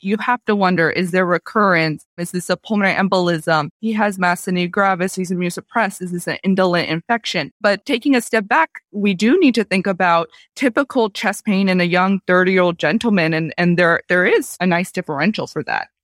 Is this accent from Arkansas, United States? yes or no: no; Florida, United States; moved away as an adult; also born or lived in Seattle, United States; now in San Diego, United States; Grew up in Florida and did my medical training there